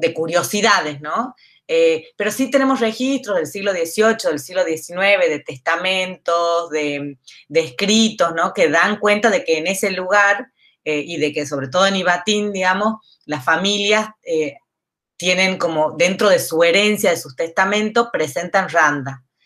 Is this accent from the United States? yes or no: no; San Miguel de Tucumán, Tucumán, Argentina; soy tucumana. Em, nacido acá en Tucumán, me formé acá en la escuela, en primaria, secundaria, en la universidad